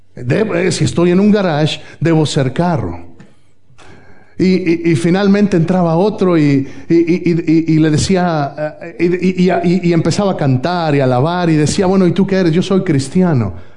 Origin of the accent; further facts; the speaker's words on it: Mexico; moved away; Si yo estoy en México, en mi país natal